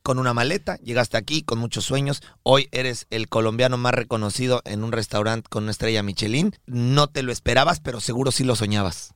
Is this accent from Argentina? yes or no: no; Mexico; somos mexicanos de nacimiento y colombianos de corazón